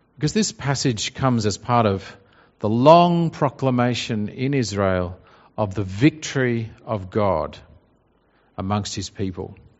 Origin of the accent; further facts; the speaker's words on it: Australia; our pride in being Australian. You know, we like Australia and what an Australian is